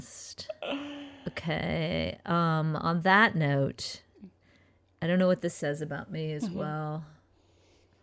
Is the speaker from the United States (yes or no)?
yes; United States; We're from America